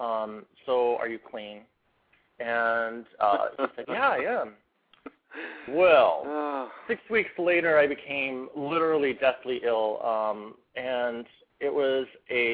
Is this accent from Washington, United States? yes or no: yes; Spokane, Washington, United States; also born or lived in Seattle, Washington; now in Portland, United States; I was raised in Spokane, Washington. That was my home for homes, and I moved to Seattle about 9 years ago